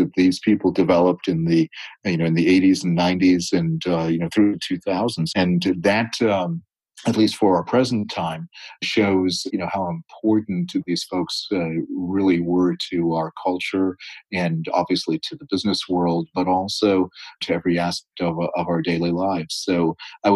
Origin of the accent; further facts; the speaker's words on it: the East, East Coast, United States; I was born on the West, but I grew up in the East.